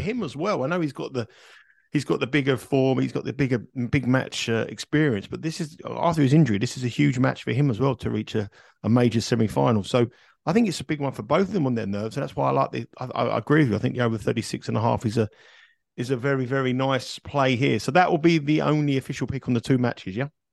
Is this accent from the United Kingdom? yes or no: yes; Kingston upon Thames, London, United Kingdom; also born or lived in Surbiton; I was born in Kingston, which is about two minutes from that tennis court